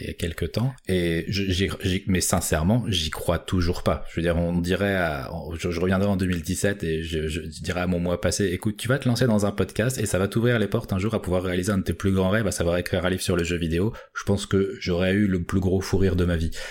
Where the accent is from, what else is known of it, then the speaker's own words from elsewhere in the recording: Paris, Île-de-France, France; moi je suis de Paris